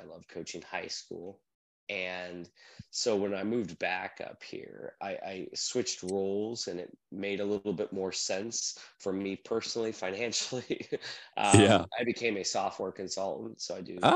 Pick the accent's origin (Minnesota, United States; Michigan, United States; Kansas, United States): Minnesota, United States; also born or lived in Florida; now in Northern Virginia, United States; I grew up in Minnesota, but graduated high school in Florida